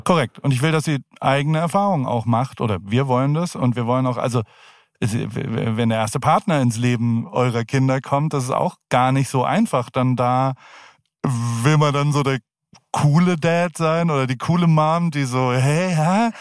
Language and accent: German; Heidelberg, Baden-Württemberg, Germany; moved away as an adult; also born or lived in San Francisco, United States; now in United States; Ich komme aus Heidelberg